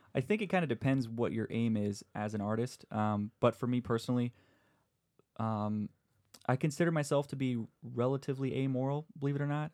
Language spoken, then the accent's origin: English; San Diego, California, United States; I'm from San Diego